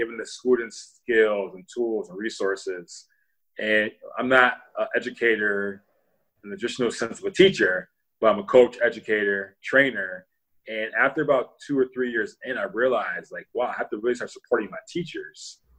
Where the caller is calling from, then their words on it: Milwaukee, Wisconsin, United States; Milwaukee, Wisconsin, but specifically I'm in my office at my home.